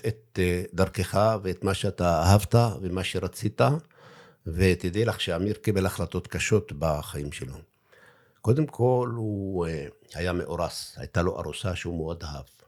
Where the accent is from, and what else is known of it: Daliyat al-Karmel, Haifa District, Israel